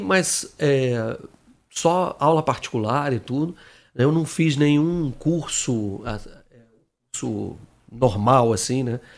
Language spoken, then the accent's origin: Portuguese; Brasília, Federal District, Brazil; moved away as an adult; also born or lived in Rio de Janeiro; Em Brasília, que eu sou um carioca que cresceu lá